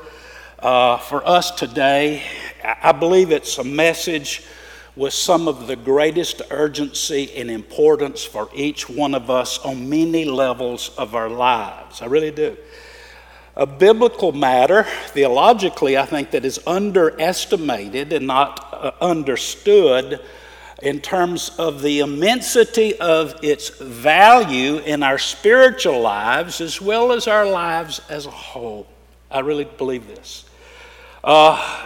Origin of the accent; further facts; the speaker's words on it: Georgia, United States; now in Florida, United States; I grew up in Georgia